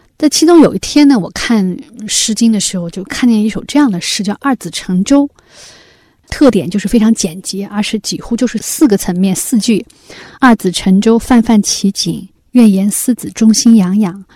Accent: China; 作为中国人嘛

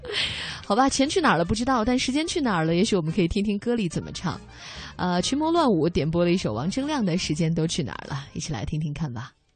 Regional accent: China; 我们中国的小孩儿

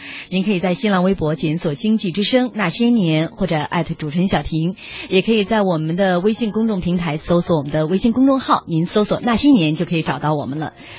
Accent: Shandong, China; 我们山东人多可怜，山东学子多可怜。

